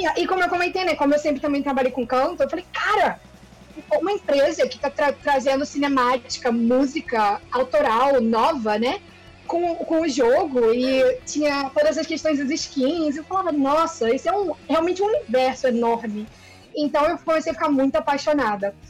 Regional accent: Rio de Janeiro, Brazil; Eu sou do Rio

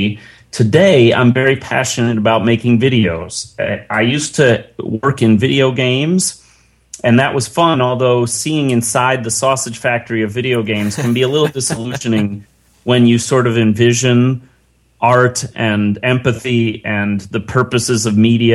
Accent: Chicago, Illinois, United States; now in San Francisco, United States; I'm a white North American male living in San Francisco, and I was born in Chicago

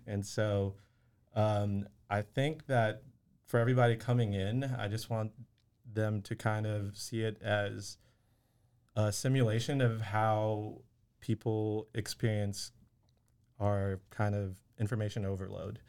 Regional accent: Waco, Texas, United States; I grew up here in Waco

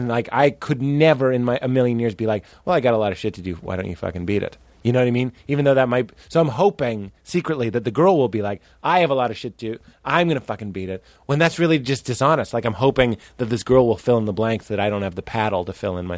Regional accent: New England, United States; I'm from the New England, so I eat eating scrods and fucking broads.

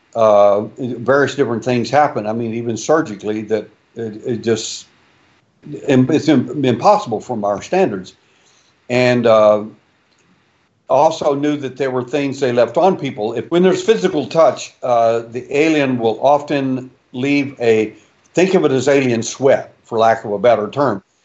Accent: Texas, United States; I was born in Texas

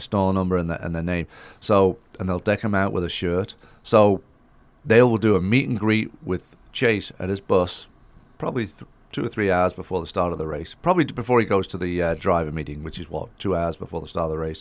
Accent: Isle of Man; moved away as an adult; now in United States; growing up in the Isle of Man with the motorcycles and stuff

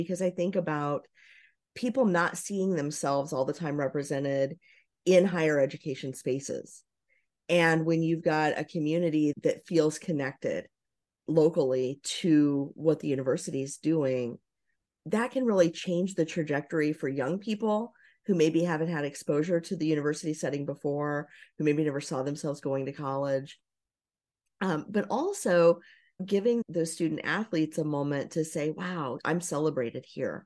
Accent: Southern Indiana, United States; I grew up in Southern Indiana, not too far from Louisville

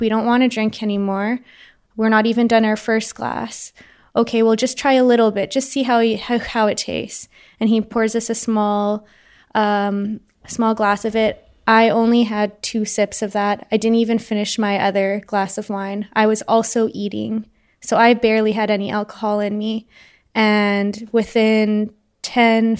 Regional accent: Winnipeg, Manitoba, Canada; I'm 26 years old, and I'm from Winnipeg, Manitoba, in Canada.

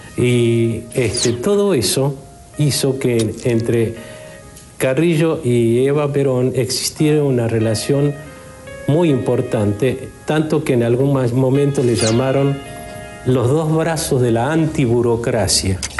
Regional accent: Argentina; como argentino

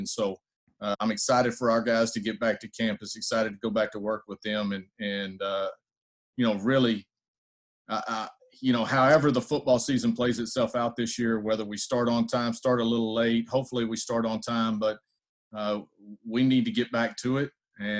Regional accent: Texas, United States; I am a big football guy and grew up a Cowboys fan. I'm from Texas.

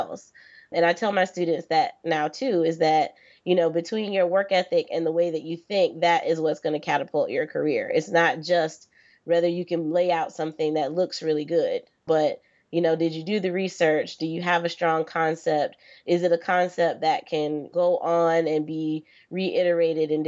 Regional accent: Florida, United States; I'm originally from Florida

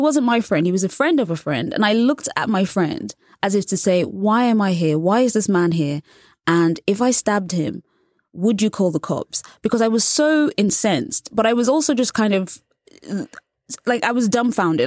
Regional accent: England, United Kingdom; I was born and raised in England

